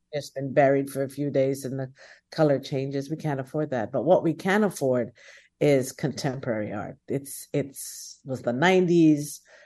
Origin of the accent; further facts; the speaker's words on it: Guyana; I'm from Guyana.